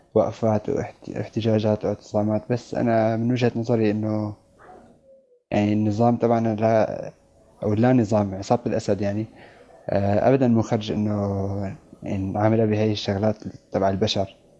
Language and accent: Arabic; Qudsaya, Rif Dimashq, Syria; moved away; إني من منطقة يعني كانت معرضة للحصار قبل التهجير كمان اللي هي قدسية